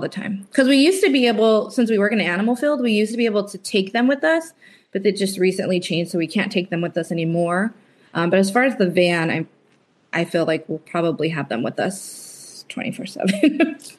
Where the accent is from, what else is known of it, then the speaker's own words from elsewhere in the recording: California, United States; moved away; we were from California